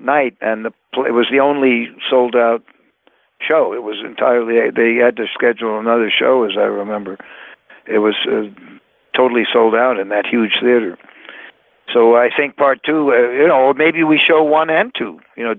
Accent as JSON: {"language": "English", "country": "United States"}